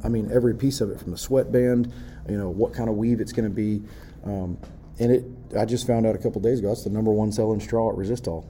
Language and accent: English; Texas, United States; I came from Texas